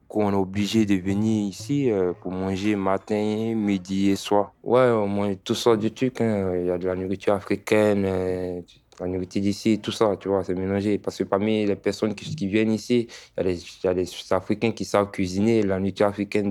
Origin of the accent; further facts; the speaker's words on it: Côte d’Ivoire; also born or lived in Italy / Paris; now in Bordeaux, France; j'ai quitté la Côte d'Ivoire depuis 2017